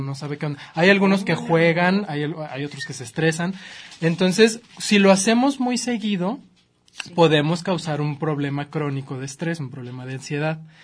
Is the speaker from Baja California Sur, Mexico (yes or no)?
no; Chihuahua, Mexico; now in Guadalajara, Mexico; Chihuahua, que es de donde yo soy